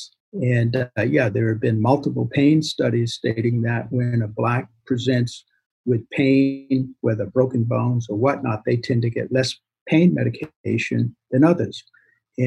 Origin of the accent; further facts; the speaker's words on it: Boston, Massachusetts, United States; I grew up in Boston